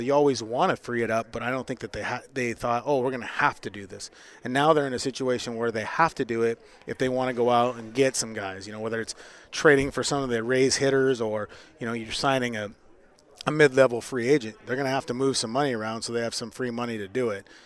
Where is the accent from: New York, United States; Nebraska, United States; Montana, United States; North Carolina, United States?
Montana, United States; Havre; moved away as an adult; also born or lived in Washington; my hometown, Haver, Montana. It's up by the Canadian border